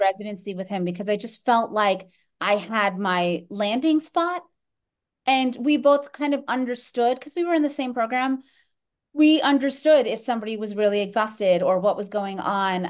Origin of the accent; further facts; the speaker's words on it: Orlando, Florida, United States; moved away; I grew up in Orlando, Florida